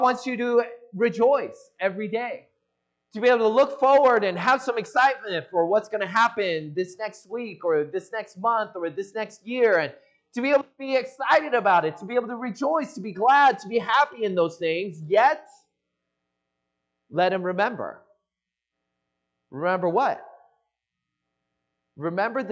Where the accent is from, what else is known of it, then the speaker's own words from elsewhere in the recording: Seattle, Washington, United States; moved away as an adult; now in Los Angeles, United States; I grew up in the Seattle area